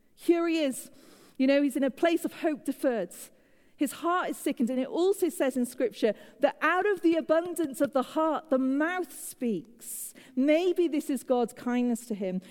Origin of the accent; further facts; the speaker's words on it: United Kingdom; moved away as an adult; now in United States; as a Brit, living in the USA